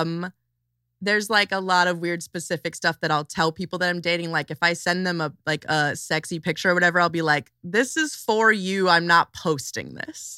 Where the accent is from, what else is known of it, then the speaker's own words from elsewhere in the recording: Chicago suburbs, Illinois, United States; also born or lived in South Side, Chicago; I'm from, like, twenty to forty minutes outside of, uh, Chicago, like, a suburb of Chicago, but then I ran away to the south side when I was, like, sixteen